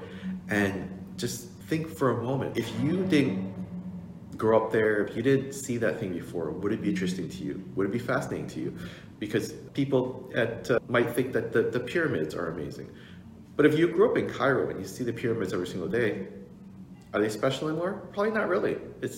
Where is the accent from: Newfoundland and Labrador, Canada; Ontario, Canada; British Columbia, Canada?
Ontario, Canada; Toronto; I grew up here in Toronto